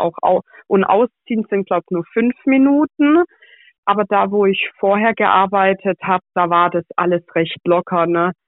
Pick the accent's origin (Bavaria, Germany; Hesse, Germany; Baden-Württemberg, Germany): Baden-Württemberg, Germany; Pforzheim; dass ich aus Pforzheim komme